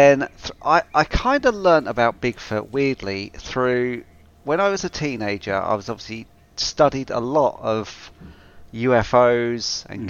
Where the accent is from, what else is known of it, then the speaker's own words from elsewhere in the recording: United Kingdom; And I am the British one